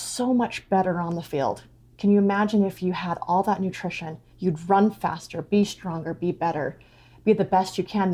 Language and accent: English; Rigby, Idaho, United States; moved away as an adult; also born or lived in Oregon; I'm originally from Rigby, but we moved back to Idaho